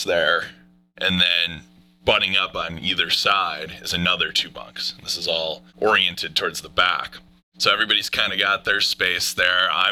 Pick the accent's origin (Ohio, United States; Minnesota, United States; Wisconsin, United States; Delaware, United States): Wisconsin, United States; We're from Wisconsin